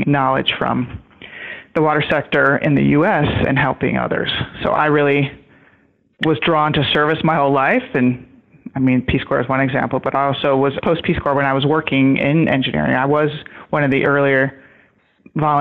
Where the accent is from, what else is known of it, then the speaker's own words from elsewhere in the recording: Michigan, United States; I grew up in Michigan